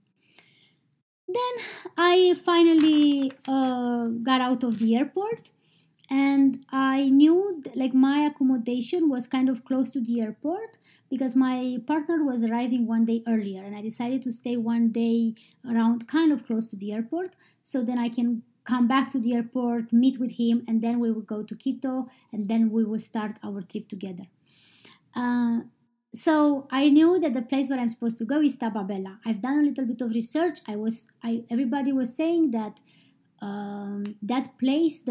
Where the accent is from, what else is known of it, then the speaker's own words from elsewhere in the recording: Romania; now in Iceland; I am from Romania, but I live in Iceland